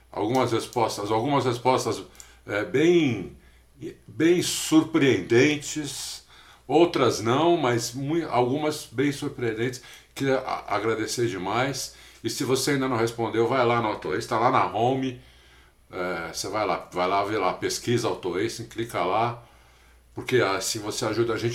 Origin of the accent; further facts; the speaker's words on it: São Paulo, Brazil; eu nasci aqui em São Paulo, né? Sempre morei aqui, fora um, um tempinho que eu morei